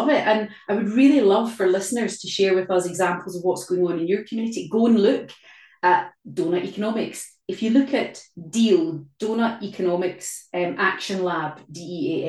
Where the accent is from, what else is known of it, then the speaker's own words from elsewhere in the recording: Glasgow, Scotland, United Kingdom; in Glasgow, my hometown, very close to where we live